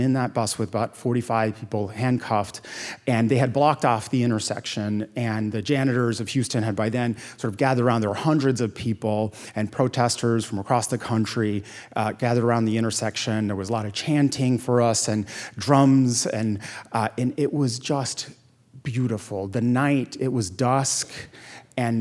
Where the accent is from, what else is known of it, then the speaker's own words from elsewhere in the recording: Puerto Rico; moved away as an adult; also born or lived in Yale (New Haven, Connecticut); now in United States; growing up in Puerto Rico, my parents were strict.